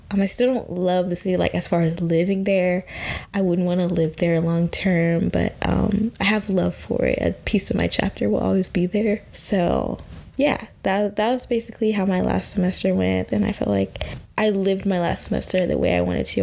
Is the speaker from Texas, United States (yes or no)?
yes; Texas, United States; moved away as an adult; also born or lived in Washington, D.C.; I'm originally from the South. I'm from Texas